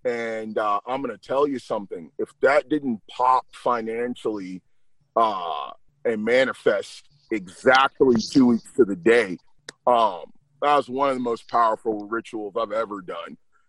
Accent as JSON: {"language": "English", "region": "the South", "country": "United States", "said": "I'm a Southerner with no accent"}